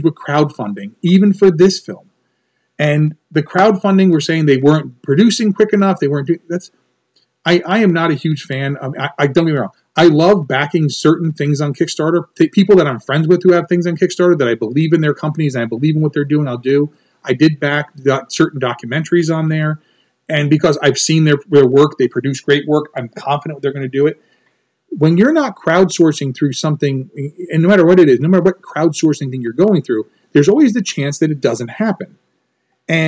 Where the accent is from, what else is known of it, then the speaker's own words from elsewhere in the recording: United States; growing up in America